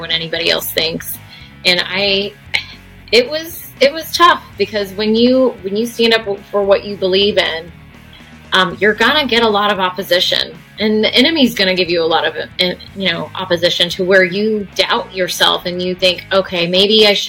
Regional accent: Fishers, Indiana, United States; I moved to Fishers when I was in fifth grade. So I moved from Pike Township, which is Indianapolis, to Fishers

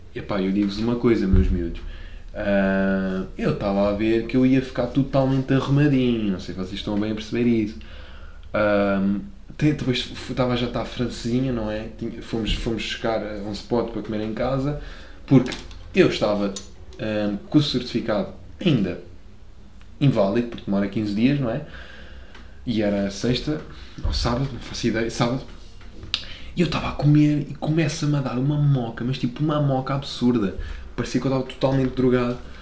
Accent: Lisbon, Portugal; accent: Lisboeta; also born or lived in Belgium; vais gozar com a minha pronúncia porque sou um, um Lisboeta que come sílabas em tudo o que é palavra

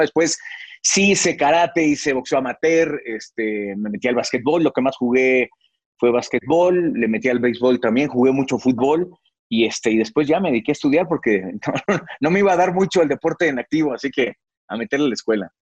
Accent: Mexico City, Mexico; yo nací en la capital mexicana, nací ahí en la zona de Balbuena, ahí, ahí fue donde, donde yo nací, donde tuve mi infancia.

